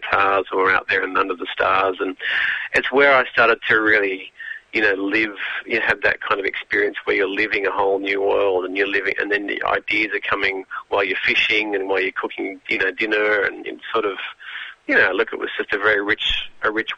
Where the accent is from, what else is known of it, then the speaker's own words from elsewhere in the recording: Sydney, New South Wales, Australia; I'm from Sydney. You know, I grew up on the North Shore of Sydney.